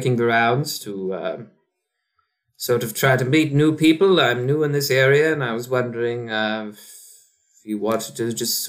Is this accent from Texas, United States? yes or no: yes; Texas, United States; accent: Leeds; I'm also from Texas, but my parents were from Leeds, so I rather picked up their accent as I was growing.